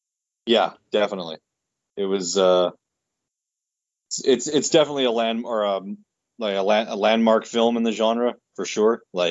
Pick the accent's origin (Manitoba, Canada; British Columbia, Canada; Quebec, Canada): Manitoba, Canada; Winnipeg; And we're from Winnipeg